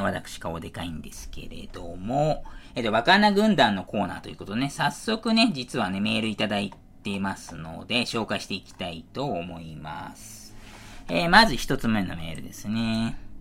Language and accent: Japanese; Niiza, Saitama, Japan; 埼玉県新座市というところね、放送をしてますし、私そこで生まれておりますということで。小中はね、市内の公立学校の方にね、住んでおりまして